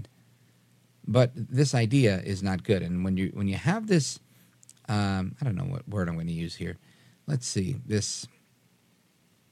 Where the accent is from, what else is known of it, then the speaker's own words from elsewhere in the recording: New York, United States; I grew up in New York.